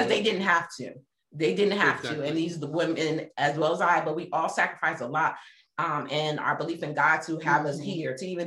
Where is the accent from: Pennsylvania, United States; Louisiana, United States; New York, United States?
Pennsylvania, United States; Philadelphia; moved away as an adult; also born or lived in Germany; I grew up in Philadelphia